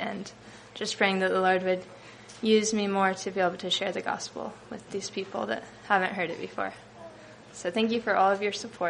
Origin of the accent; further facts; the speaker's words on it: United States; born there; just because of where I was born in America, like, I have the privilege to be able to give something to someone